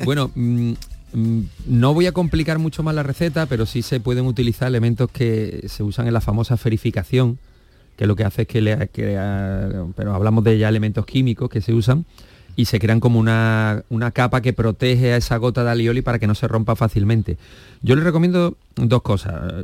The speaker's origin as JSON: {"language": "Spanish", "town": "Seville", "region": "Andalusia", "country": "Spain", "tie": "born or raised there", "also_born_or_lived": "Málaga", "said": "yo nací en Sevilla"}